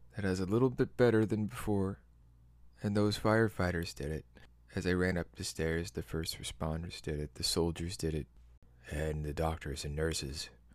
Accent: Midwest, United States; I'm from the Midwest.

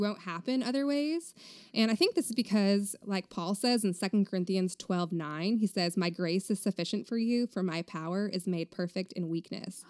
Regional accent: Vermont, United States; moved away as an adult; also born or lived in Texas; now in Round Rock, United States; I grew up in Vermont until I was eighteen when I moved to Texas to go to Baylor University

